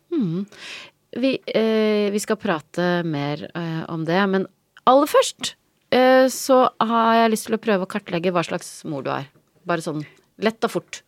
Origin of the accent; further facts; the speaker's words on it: Vik, Vestland, Norway; also born or lived in Trøndelag; vi flytta fra Trøndelag til Vik i Sogn da jeg var tre år.